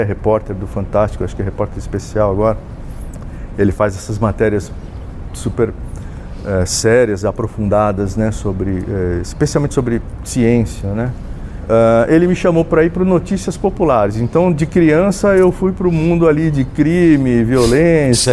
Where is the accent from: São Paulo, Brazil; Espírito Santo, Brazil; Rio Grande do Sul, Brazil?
São Paulo, Brazil; Jaú; eu sou um jauense, nasci em Jaú, né, também no interior